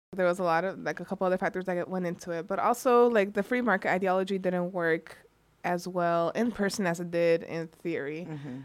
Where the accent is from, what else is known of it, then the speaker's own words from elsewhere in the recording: California, United States; now in Michigan, United States; I come from California, and the power. My parents would pay their utility bill to um, the Edison Electric Company